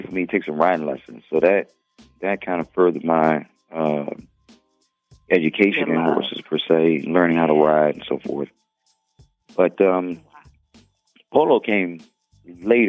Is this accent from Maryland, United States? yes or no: no; Washington, District of Columbia, United States; now in Atlanta, United States; I grew up in Washington, D.C.